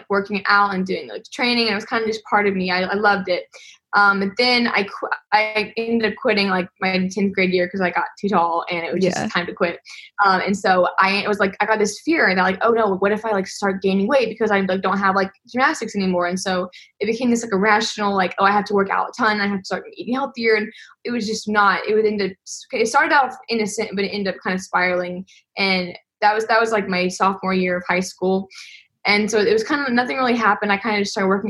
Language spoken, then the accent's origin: English; Madison, Mississippi, United States; I'm 20 years old, and I am from Madison, Mississippi.